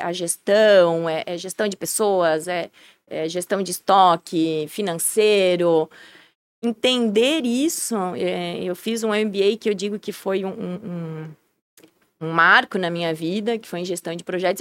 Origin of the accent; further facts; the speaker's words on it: Blumenau, Santa Catarina, Brazil; Nasci na frente da Celso